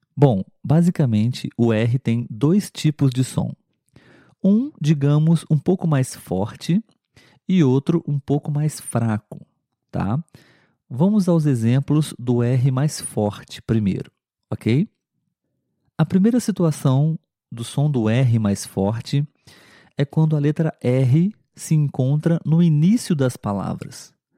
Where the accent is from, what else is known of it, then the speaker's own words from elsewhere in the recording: Brazil; pelo menos aqui no Brasil. A verdade é que é muito difícil eliminar o nosso sotaque